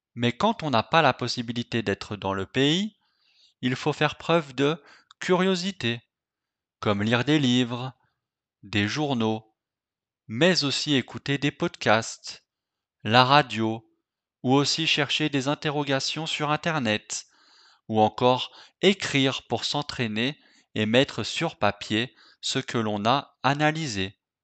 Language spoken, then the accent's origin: French; France; je suis français